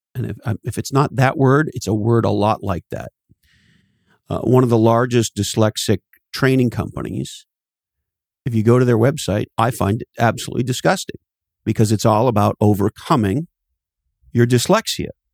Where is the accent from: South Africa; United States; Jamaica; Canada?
Canada; moved away; I'm originally from Canada, and there's an expression we have in Canada